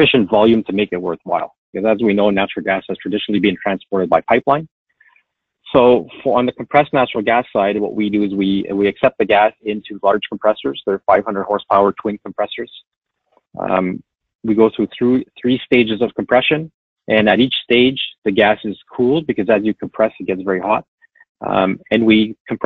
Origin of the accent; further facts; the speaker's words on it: Timmins, Ontario, Canada; I'm born and raised in Timmins and have a kind of a good grasp of Northern Ontario